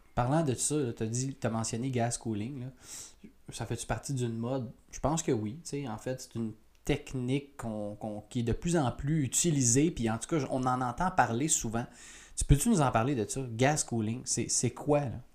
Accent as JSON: {"language": "French", "region": "Quebec", "country": "Canada", "said": "chez nous au Québec"}